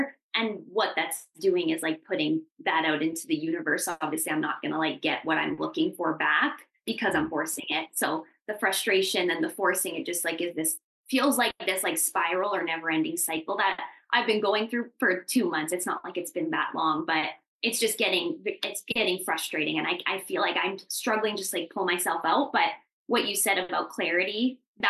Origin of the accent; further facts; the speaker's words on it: Calgary, Alberta, Canada; I'm from Calgary